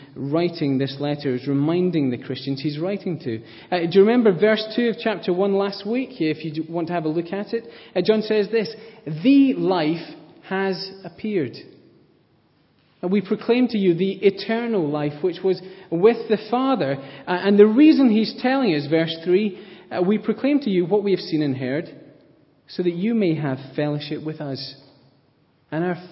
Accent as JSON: {"language": "English", "region": "Scotland", "country": "United Kingdom", "said": "I am Scottish"}